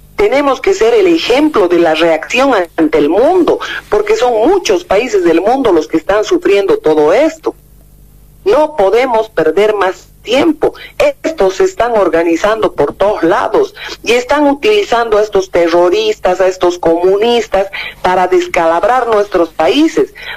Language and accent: Spanish; Bolivia; como bolivianos